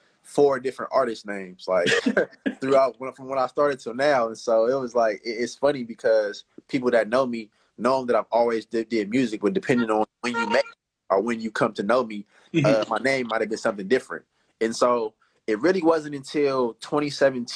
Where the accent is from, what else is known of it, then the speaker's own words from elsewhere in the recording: Oakland, California, United States; I'm from East Oakland.